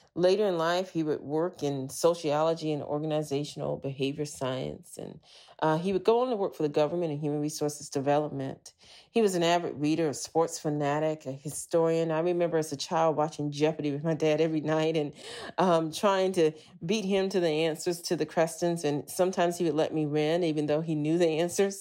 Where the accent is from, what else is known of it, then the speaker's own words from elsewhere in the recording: Anchorage, Alaska, United States; moved away; also born or lived in Montana / Los Angeles / New York; I was raised in Anchorage, Alaska.